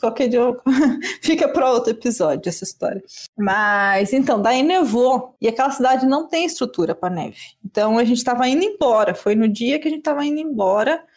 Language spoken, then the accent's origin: Portuguese; Brazil; sou brasileiro